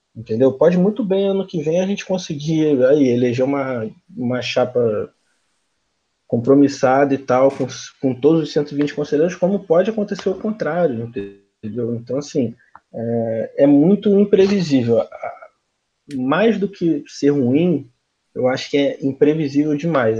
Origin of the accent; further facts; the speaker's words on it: Rio de Janeiro, Brazil; sou do Rio de Janeiro mesmo, de Jacarepaguá